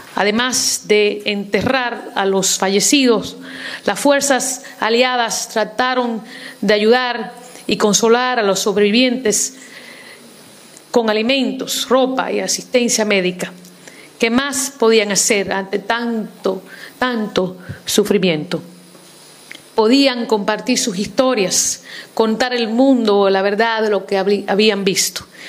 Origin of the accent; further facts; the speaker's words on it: New York City, New York, United States; Yo soy inmigrante eh, en los Estados Unidos, viví, crecí en el Bronx, en Nueva York